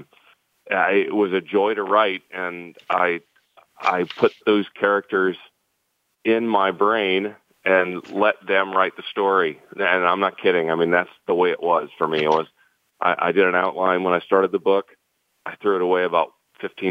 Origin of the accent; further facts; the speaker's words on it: St. Louis, Missouri, United States; I'm born and raised in St. Louis as the son of a Cardinal